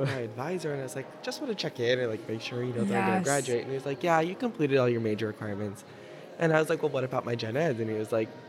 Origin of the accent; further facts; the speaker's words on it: Hamden, Connecticut, United States; I'm from Hamden, Connecticut. So if you're not familiar, it's like Southern Connecticut next to New Haven.